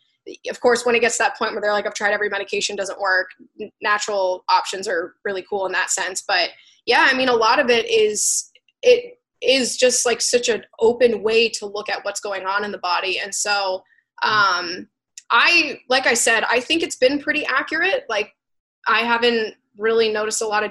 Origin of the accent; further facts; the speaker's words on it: Florida, United States; I'm from Florida. I was actually born there